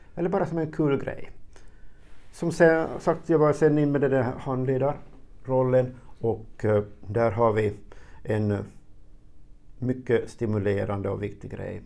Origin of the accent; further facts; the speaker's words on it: Närpes, Ostrobothnia, Finland; also born or lived in Karlskoga, Sweden; jag är född i Sverige, Karlskoga. 62, och familjen flyttade sen tillbaka hit till Finland 67 och till en by som heter Pörtom och gick sen i, i högstadie och gymnasium i, i, i Närpes.